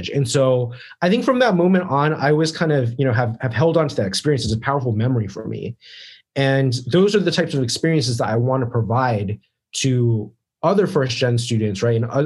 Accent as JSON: {"language": "English", "region": "East Coast", "country": "United States", "tie": "born or raised there", "said": "So I grew up on the East Coast, right?"}